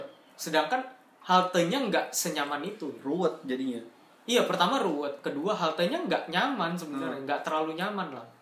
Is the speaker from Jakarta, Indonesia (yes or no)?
yes; Jakarta, Indonesia; saya sebagai warga Jakarta